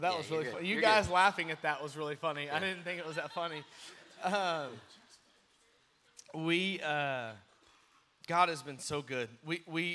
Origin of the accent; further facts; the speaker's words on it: Crowley, Texas, United States; moved away as an adult; now in Wyoming, United States; I'm from Fort Worth, from Crowley, Texas, so born and raised in the Fort Worth area